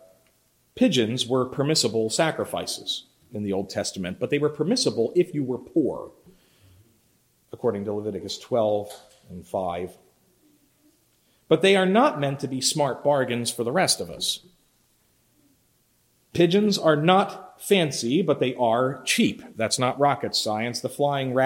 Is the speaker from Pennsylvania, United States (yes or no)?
yes; Philadelphia, Pennsylvania, United States; Growing up in Philly, I lived not far from the Boulevard, Roosevelt Boulevard